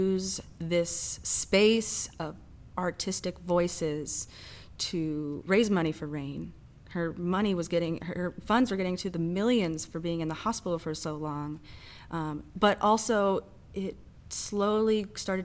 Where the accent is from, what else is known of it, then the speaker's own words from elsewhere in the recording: Ohio, United States; moved away as an adult; now in St. Louis, United States; I'm originally from Ohio